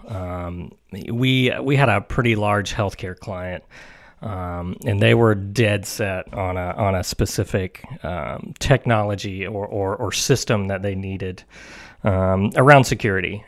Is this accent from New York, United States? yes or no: no; Mount Juliet, Tennessee, United States; from here, um, the Mount Juliet area, uh, born and raised